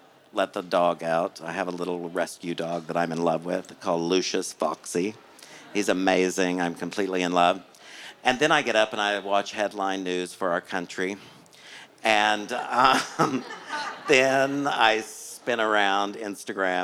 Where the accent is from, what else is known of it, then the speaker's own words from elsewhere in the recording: Oklahoma, United States; now in Los Angeles, United States; I grew up in Oklahoma